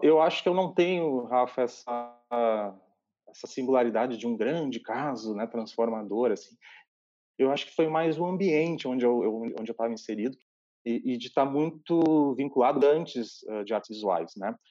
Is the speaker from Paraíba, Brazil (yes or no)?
no; Bento Gonçalves, Rio Grande do Sul, Brazil; also born or lived in Santa Maria, Rio Grande do Sul; Eu nasci uh, em Bento Gonçalves, interior do Rio Grande do Sul, na Serra Gaúcha, e fui estudar em Santa Maria